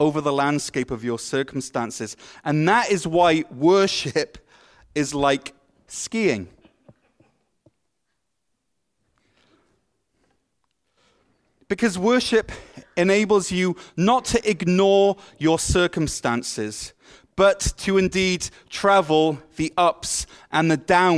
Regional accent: Wales, United Kingdom; moved away as an adult; now in Ottawa, Canada; I moved from Wales, a place that is famous for its rain, to Ottawa, a place that is famous for its snow

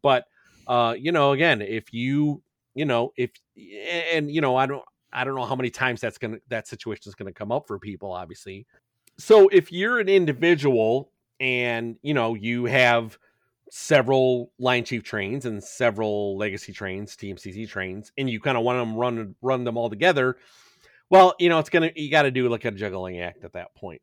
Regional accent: Chicago, Illinois, United States; I'm from Chicago

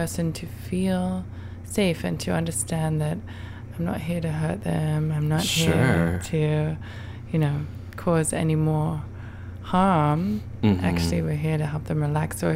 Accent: Brighton, South East England, United Kingdom; moved away as an adult; now in New York, United States; I'm from Brighton.

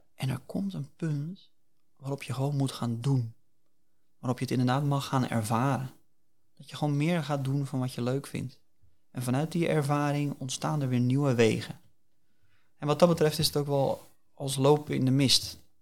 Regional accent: Hillegom, South Holland, Netherlands; also born or lived in The Hague; wij wonen in de Bollenstreek. Dat is ook de plek waar ik geboren ben. Geboren en getogen.

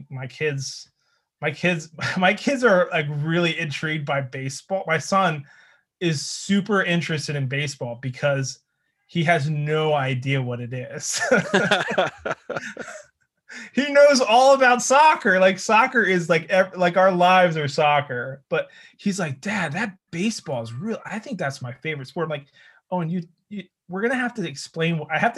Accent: Philadelphia, Pennsylvania, United States; as a Philadelphian. So you know, South Jerseyan or from the area of Philadelphia.

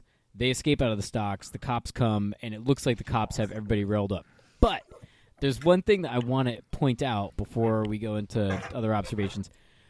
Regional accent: New England, United States; Growing up in New England

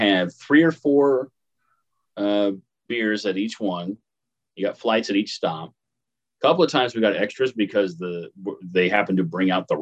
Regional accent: Paris, Illinois, United States; moved away; it's a little small town called Paris

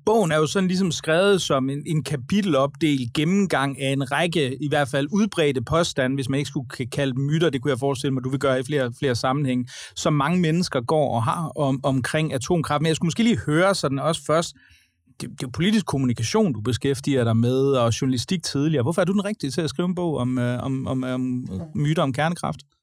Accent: Aarhus, Central Denmark Region, Denmark; i min hjemby Aarhus

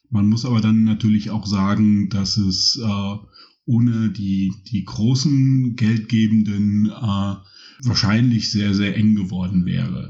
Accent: Rhineland, Germany; moved away as an adult; also born or lived in Cologne; now in Berlin, Germany; groß geworden im Rheinland

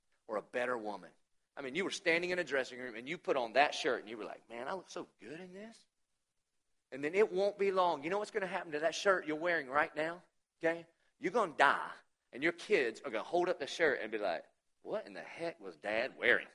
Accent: the South, United States; it's by his sovereignty I was born in the South

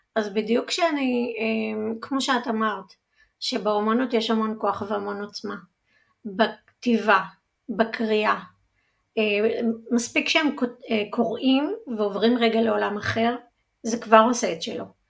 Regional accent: Udim, Central District, Israel; גדלתי במושב אודים

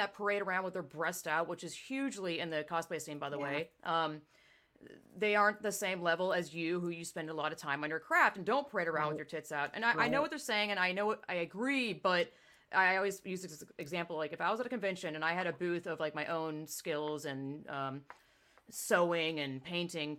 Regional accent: the South, United States; me growing up in the South

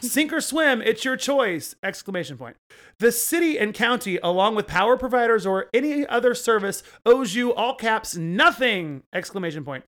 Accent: Oklahoma, United States; I grew up in Oklahoma

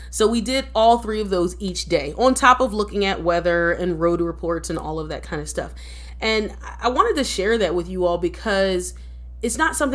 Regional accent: East Coast, United States; I'm I'm from the East Coast and I'm a true East Coaster in that I don't know any towns in the middle.

